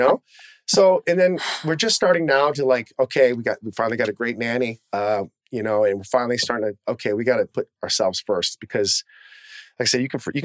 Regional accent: Detroit, Michigan, United States; now in Los Angeles, United States; I'm from Detroit

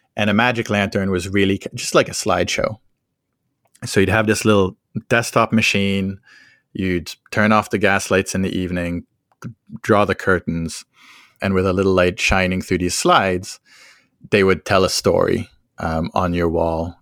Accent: France; I grew up in France

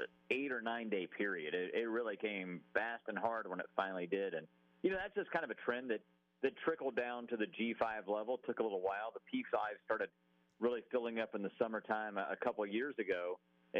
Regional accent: the Florida Panhandle, United States; moved away as an adult; also born or lived in Mobile, Alabama; now in Atlanta, United States; I grew up in the Panhandle

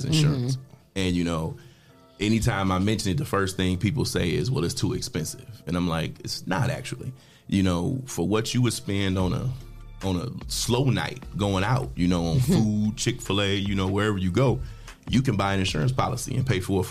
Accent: Toledo, Ohio, United States; born and raised in Toledo, Ohio.

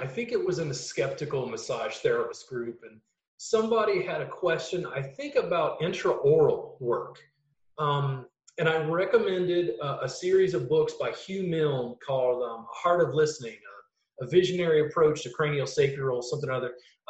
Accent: Southern US, United States; growing up in the South. It's like, people, you know, like my grandpa was racist. Okay. As a Southern kid

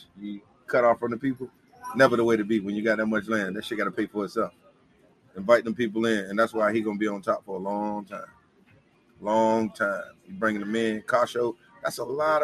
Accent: Virginia, United States; born or raised there; moved away as an adult; now in Atlanta, United States

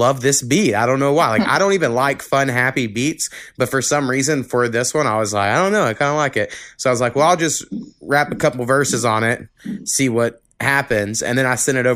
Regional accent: Oklahoma, United States; where I grew up like 4 miles above the state line of Texas and Oklahoma.

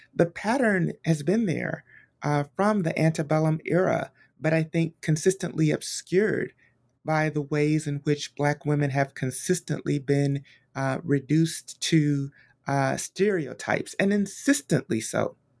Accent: Montgomery, Alabama, United States; born and raised in Montgomery, Alabama

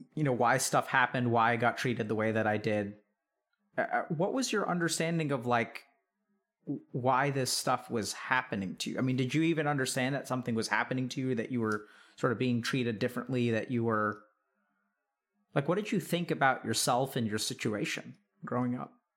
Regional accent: East Texas, United States; I grew up in East Texas and, you know, it was small town Texas kind of stuff

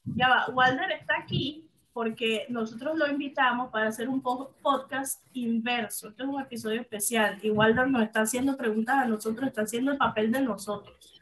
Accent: Venezuela; moved away as an adult; now in Mexico; yo me vine de Venezuela hace dos años

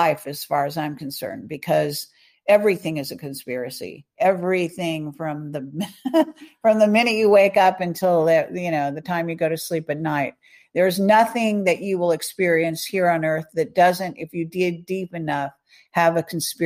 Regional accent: California, United States; I'm a Californian since I was born. I was, you know, I'm even third or fourth generation Californian

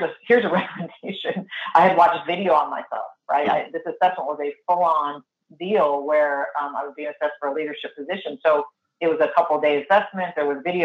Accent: Northeast, United States; I'm also Italian from the Northeast

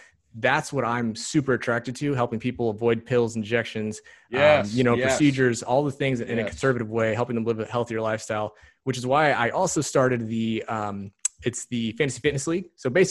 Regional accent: Ulysses, Kansas, United States; Where I grew up in Ulysses.

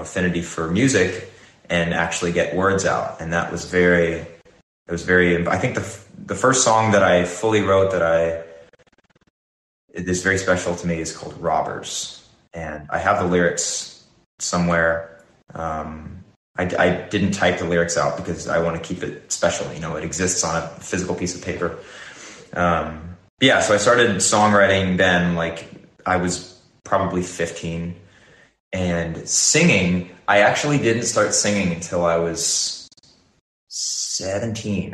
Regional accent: Nashville, Tennessee, United States; now in Los Angeles, United States; I grew up in Nashville

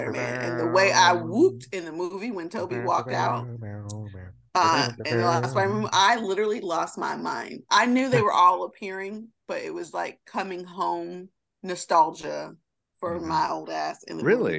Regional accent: United States; we're Americans

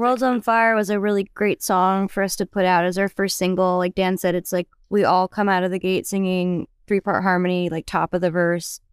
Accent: British Columbia, Canada; now in Nashville, United States; I'm actually from Canada, British Columbia, and been living down in Nashville for a while

